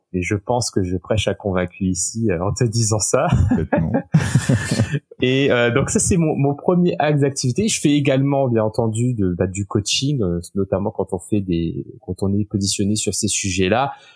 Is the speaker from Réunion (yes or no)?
yes; Réunion; first language French; moved away as an adult; also born or lived in Poitiers, France / Osaka, Japan / Sherbrooke, Canada / Paris, France; now in London, United Kingdom; je viens de l'île de la Réunion où bah, c'est un énorme melting pot culturel